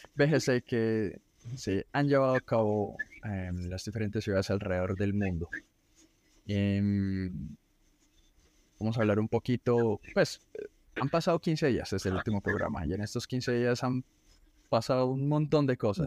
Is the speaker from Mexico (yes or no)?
no; Colombia